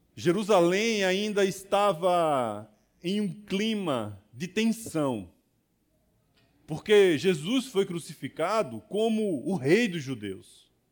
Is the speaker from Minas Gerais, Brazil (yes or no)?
yes; Barbacena, Minas Gerais, Brazil; moved away; quando eu era criança pequena lá em Barbacena. Na verdade, eu não nasci em Barbacena, mas sou do interior